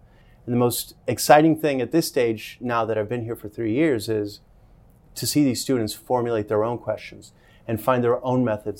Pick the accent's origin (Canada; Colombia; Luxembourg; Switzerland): Colombia; moved away; also born or lived in Miami, Florida / Bogota; I was born in Miami, Florida, and I lived there till I was six, and then I moved back to my home country where my family's from in Colombia.